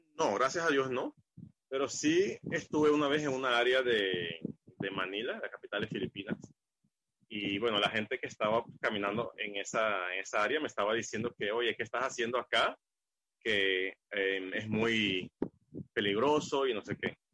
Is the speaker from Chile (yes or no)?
no; Curaçao; soy de Curazao